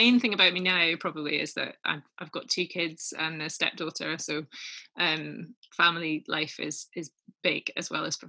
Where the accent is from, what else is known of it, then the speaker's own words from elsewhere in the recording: Edinburgh, Scotland, United Kingdom; moved away as an adult; also born or lived in Oxford; I was born and brought up in Edinburgh in Scotland.